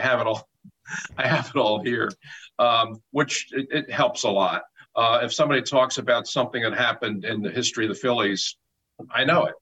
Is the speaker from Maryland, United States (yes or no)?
no; Philadelphia, Pennsylvania, United States; I'm a Philadelphian. I was born and raised here. I grew up following all of those teams